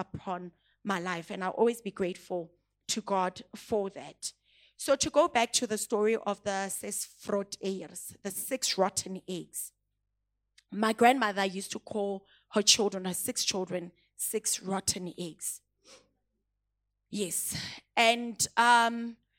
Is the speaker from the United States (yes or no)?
no; Pretoria, Gauteng, South Africa; English is a second language; moved away; also born or lived in Klerksdorp, North West, South Africa; when I moved from Hammanskraal to Klerksdorp, it's two different areas. I'm from Pitori and I'm going to Botswaneng. I could not even speak the language.